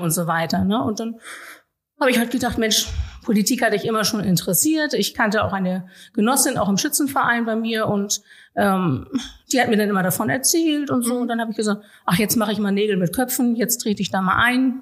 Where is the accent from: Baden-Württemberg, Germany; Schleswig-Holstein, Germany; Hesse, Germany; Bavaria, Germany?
Schleswig-Holstein, Germany; Norderstedt; meine Heimatstadt